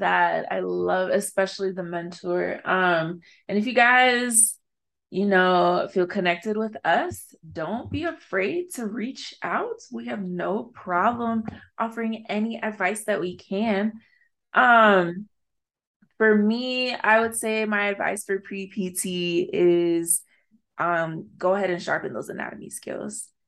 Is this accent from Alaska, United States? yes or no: no; Arizona, United States; to be a Black woman growing up in Arizona in a space that's predominantly white